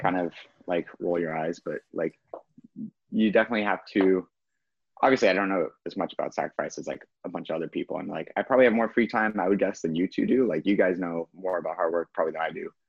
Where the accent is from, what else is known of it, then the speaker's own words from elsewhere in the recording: Kansas, United States; I'm from Kansas and a Packers fan